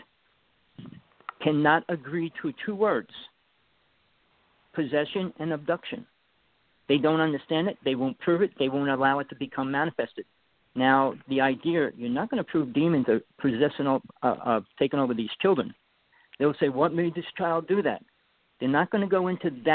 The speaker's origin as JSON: {"language": "English", "region": "East Coast", "country": "United States", "also_born_or_lived": "Wanaque, New Jersey", "accent": "New York", "said": "I'm from the East Coast"}